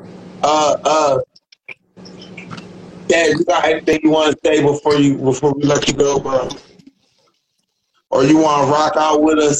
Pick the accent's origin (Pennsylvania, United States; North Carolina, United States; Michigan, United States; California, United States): Pennsylvania, United States; Philadelphia; No, I'm from Philly though, bro.